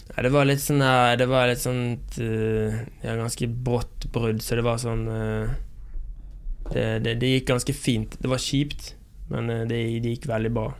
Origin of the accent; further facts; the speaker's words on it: Bergen, Vestland, Norway; moved away; når jeg er hjemme i Bergen og har vært hjemme i Bergen noen uker